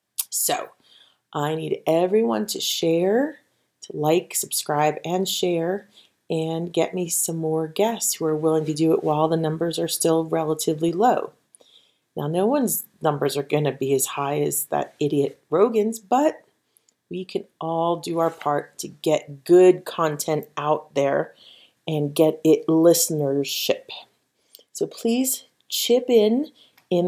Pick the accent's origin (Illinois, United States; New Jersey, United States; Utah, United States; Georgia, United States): New Jersey, United States; I was from South Jersey.